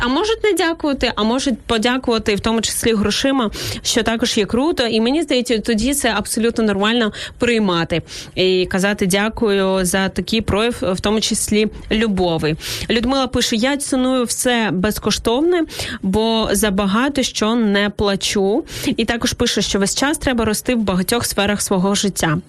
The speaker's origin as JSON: {"language": "Ukrainian", "town": "Izmail", "region": "Odesa Oblast", "country": "Ukraine", "tie": "born or raised there", "moved": "yes", "lives_now": "Kyiv, Ukraine", "said": "Ізмаїла, мого рідного міста."}